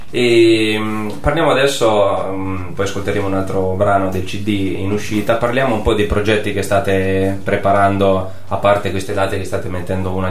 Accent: Marche, Italy; Guarda che sono marchigiano io

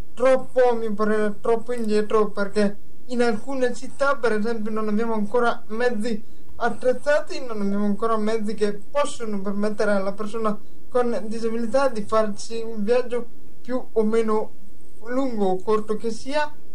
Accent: province of Brescia, Lombardy, Italy; la radio parrocchiale del mio paese in provincia di Brescia

